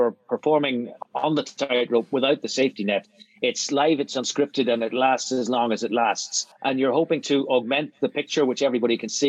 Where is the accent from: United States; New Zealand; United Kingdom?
United Kingdom; Belfast, Northern Ireland; moved away as an adult; also born or lived in London; I grew up in Belfast, and I didn't really travel much in my adolescence